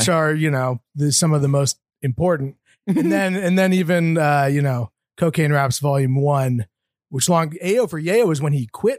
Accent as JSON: {"language": "English", "region": "California", "country": "United States", "moved": "yes", "lives_now": "Brooklyn, United States", "said": "As a Californian"}